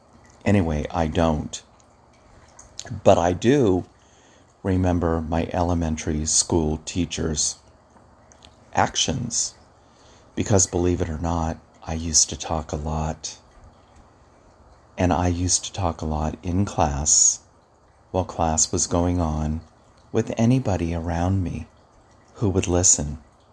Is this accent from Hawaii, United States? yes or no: yes; Hawaii, United States; I was telling a client the other day about when I grew up in Hawaii. My father was in the military, and we traveled all over.